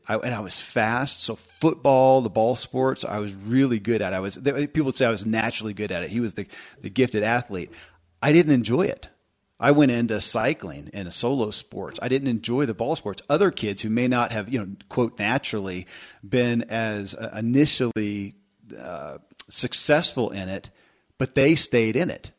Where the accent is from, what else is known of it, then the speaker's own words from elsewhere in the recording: Kentucky, United States; I grew up in Kentucky